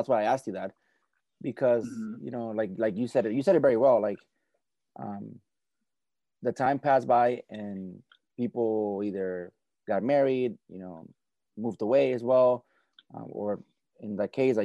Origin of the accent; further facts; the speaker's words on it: Simi Valley, California, United States; I grew up in Simi Valley, which is in Ventura County.